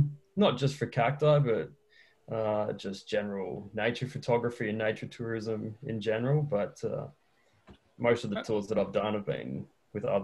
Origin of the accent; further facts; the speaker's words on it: Australia; now in Chile; I'm an Australian who's living in Chile.